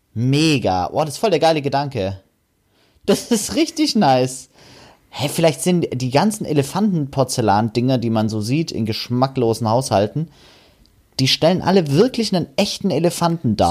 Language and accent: German; Germany; wir Deutschen